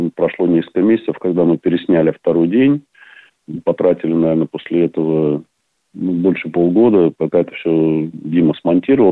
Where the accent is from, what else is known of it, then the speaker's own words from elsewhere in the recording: Saint Petersburg, Russia; also born or lived in Ontario, Canada; now in Canada; Я сам родом с Ленинграда